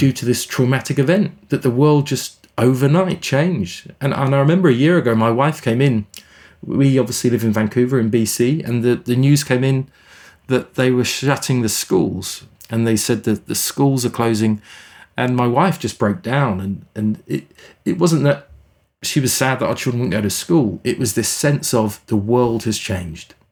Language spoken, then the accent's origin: English; England, United Kingdom; moved away as an adult; also born or lived in South Africa; now in Canada; I grew up in England